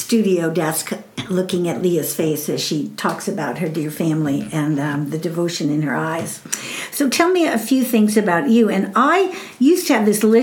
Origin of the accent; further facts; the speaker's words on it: Chicago, Illinois, United States; moved away as an adult; also born or lived in Southwest US; now in Southwest, United States; I came from Chicago